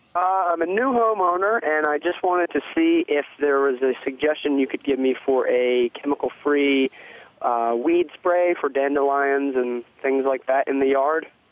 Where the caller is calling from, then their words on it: Bucks County, Pennsylvania, United States; I'm calling from Bucks County, Pennsylvania